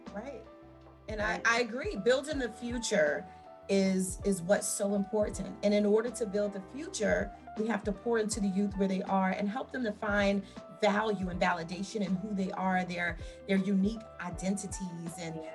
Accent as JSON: {"language": "English", "town": "Washington", "region": "District of Columbia", "country": "United States", "tie": "born or raised there", "also_born_or_lived": "Willingboro Township, New Jersey", "moved": "as an adult", "lives_now": "Willingboro, United States", "said": "I was raised in Washington, D.C."}